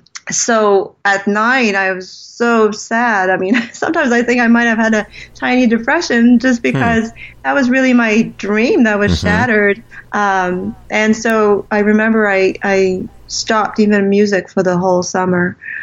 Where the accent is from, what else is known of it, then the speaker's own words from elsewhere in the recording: Canada; also born or lived in California; Well, first of all, I was born from French Canadians. My parents were actually from Montreal, and my father was doing a psychology degree in California at Berkeley. So I was born during that time. And they came back to Canada when I was 1.5.